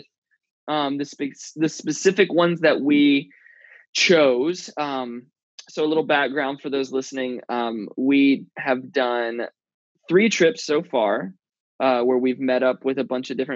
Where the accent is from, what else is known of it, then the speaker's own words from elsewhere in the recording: the South, United States; moved away as an adult; also born or lived in Bible Belt; now in San Francisco Bay Area, United States; my whole childhood growing up in the South